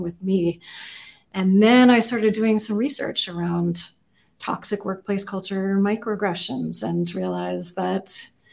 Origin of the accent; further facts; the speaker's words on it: Seattle, Washington, United States; also born or lived in Geyserville, California; I grew up mostly in Seattle